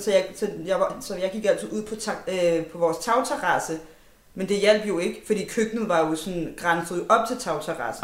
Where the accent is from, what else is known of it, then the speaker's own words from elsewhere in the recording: Denmark; vi er vokset op her i Danmark